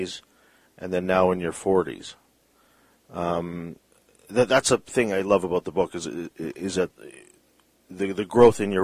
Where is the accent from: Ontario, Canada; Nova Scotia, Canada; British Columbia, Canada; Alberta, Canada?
British Columbia, Canada; Vancouver; we're from Vancouver